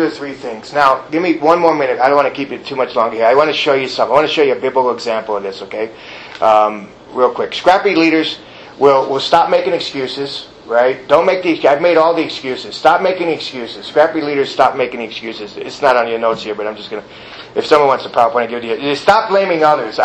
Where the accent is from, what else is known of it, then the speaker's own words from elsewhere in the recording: New York City, New York, United States; moved away; I'm from New York City.